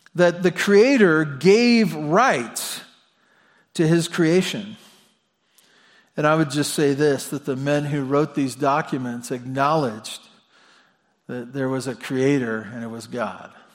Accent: Santa Barbara, California, United States; I was born in Santa Barbara at Cottage Hospital

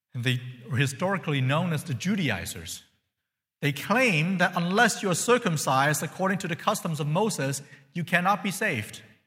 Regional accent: China; now in United States; I'm from China.

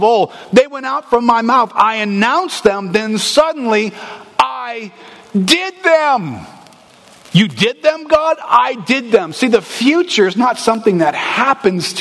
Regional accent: United States; We're American people

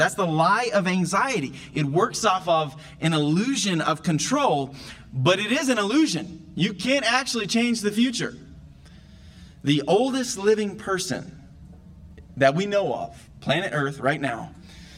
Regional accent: the South, United States; I'm from the South, and I grew up watching that movie every year

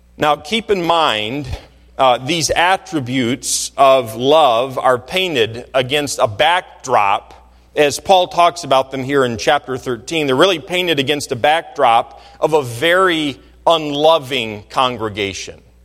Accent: Michigan, United States; I grew up in Michigan

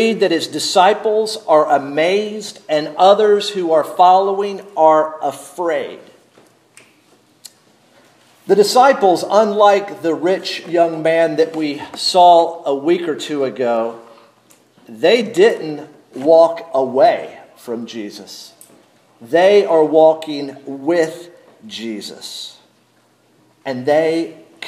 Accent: North Carolina, United States; moved away; I grew up in North Carolina

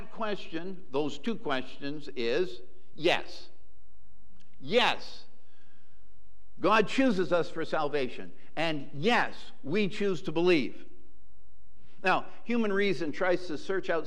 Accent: Western Massachusetts, United States; the church in which I was raised in Western Massachusetts

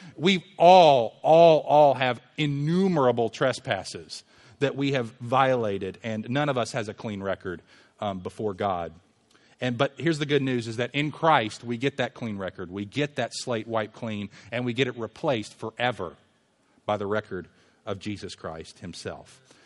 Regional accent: Louisville, Kentucky, United States; we lived in a neighborhood when I was growing up in Louisville

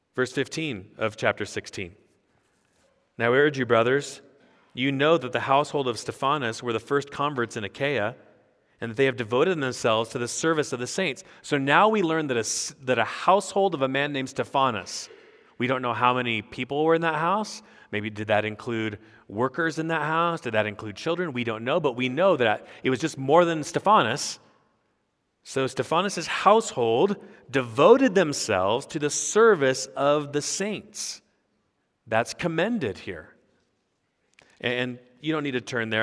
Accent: United States; I'm an American pastor on sabbatical

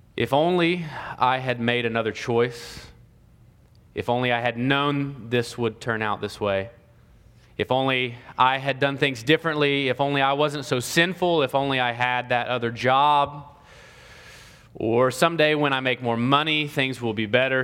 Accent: Ohio, United States; now in Columbus, Georgia, United States; I'm from Ohio

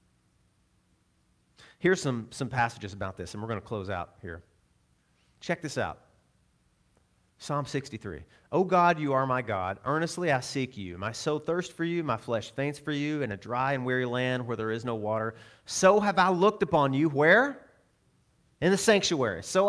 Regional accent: Arkansas, United States; I'm from Arkansas

